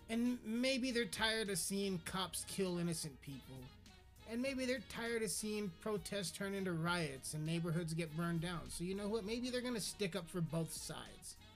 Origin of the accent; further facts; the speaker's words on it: United Kingdom; accent: British; Because of my British accent, mate.